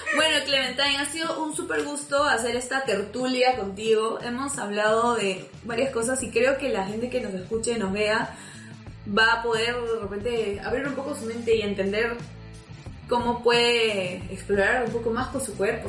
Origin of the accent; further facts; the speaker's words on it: Peru; nosotros somos de Perú